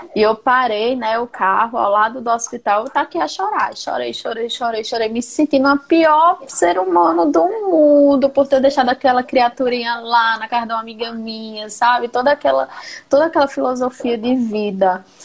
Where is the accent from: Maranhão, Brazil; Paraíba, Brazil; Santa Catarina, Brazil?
Paraíba, Brazil; now in Pará, Brazil; Sou paraibana, moro no Pará